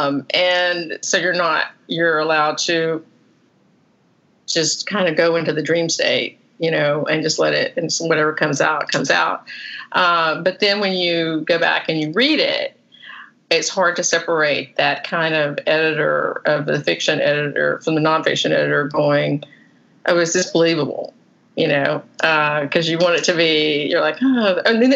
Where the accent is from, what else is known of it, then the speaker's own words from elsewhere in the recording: the South, United States; accent: southern; now in Florida, United States; I have such a southern accent